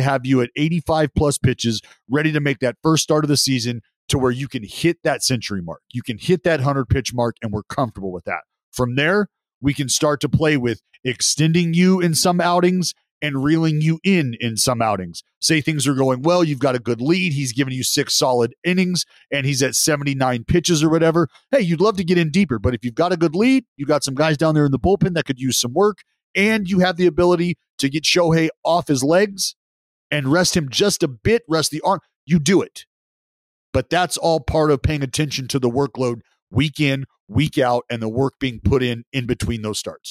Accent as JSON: {"language": "English", "country": "United States", "said": "as an American going over there for the first time"}